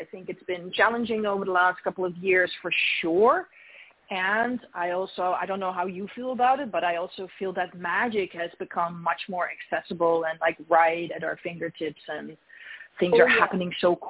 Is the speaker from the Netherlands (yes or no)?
yes; Netherlands; now in San Diego, United States; I was born in Europe. I was born in the Netherlands, in Holland. But I've been in Southern California, in San Diego for, 20 years now, or maybe a little bit more even.